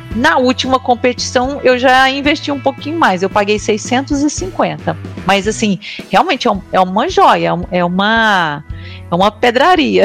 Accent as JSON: {"language": "Portuguese", "town": "Uberlândia", "region": "Minas Gerais", "country": "Brazil", "said": "eu sou daqui de, da cidade de Uberlândia"}